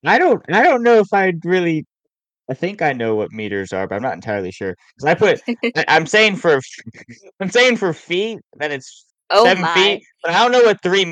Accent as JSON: {"language": "English", "country": "United States", "said": "I'm an American."}